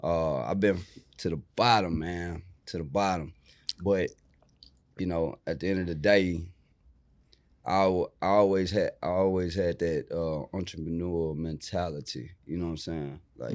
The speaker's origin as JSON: {"language": "English", "town": "Houston", "region": "Texas", "country": "United States", "tie": "born or raised there", "also_born_or_lived": "Acres Home, Houston", "said": "I grew up in Studewood, moved to Acres Home in 98."}